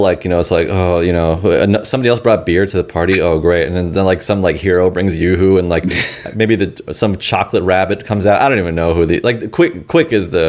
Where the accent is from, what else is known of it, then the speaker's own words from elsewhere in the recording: New York City, New York, United States; growing up in South Queens